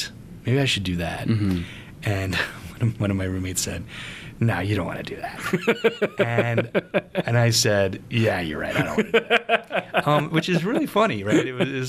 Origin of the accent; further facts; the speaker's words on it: New York, United States; I was from New York